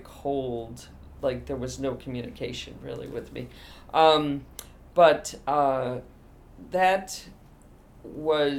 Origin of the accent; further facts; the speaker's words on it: Boonville, New York, United States; also born or lived in Endicott, New York / Lyons Falls, New York / Syracuse, New York; I grew up in Boonville, New York.